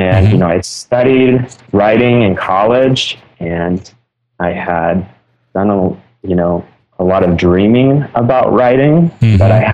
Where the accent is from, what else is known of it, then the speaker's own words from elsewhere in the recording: Carpinteria, California, United States; I grew up in Carpinteria, and then I went to school at a little college called Westmont College